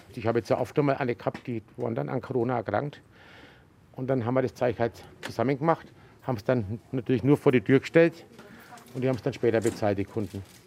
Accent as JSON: {"language": "German", "town": "Gräfenberg", "region": "Bavaria", "country": "Germany", "tie": "born or raised there", "said": "ich bin in den Laden aufgewachsen. Weil damals haben wir ja auch oben drüber gewohnt"}